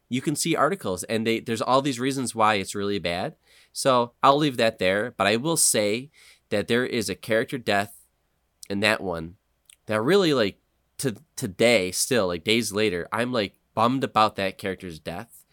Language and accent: English; Western New York, United States; I'm stupid Western New York guy